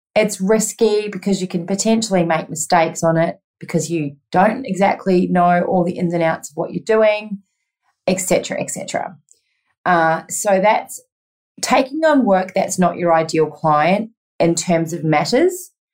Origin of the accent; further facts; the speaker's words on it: New Zealand; moved away as an adult; now in Australia; I am originally from New Zealand and moved to Australia when I was 25